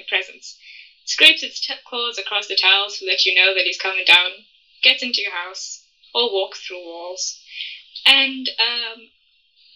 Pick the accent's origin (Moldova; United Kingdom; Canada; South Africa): South Africa; I'm from South Africa